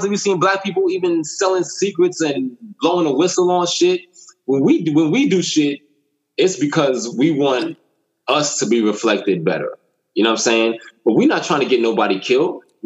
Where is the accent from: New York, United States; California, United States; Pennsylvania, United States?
New York, United States; growing up in New York, we fuck with boxing